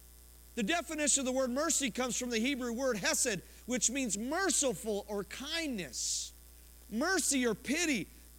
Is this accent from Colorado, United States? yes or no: yes; Colorado, United States; I was born in Colorado, raised in Colorado